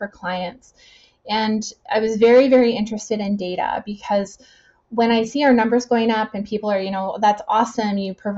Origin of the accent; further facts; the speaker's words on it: Winnipeg, Manitoba, Canada; now in Kelowna, Canada; I'm from Winnipeg.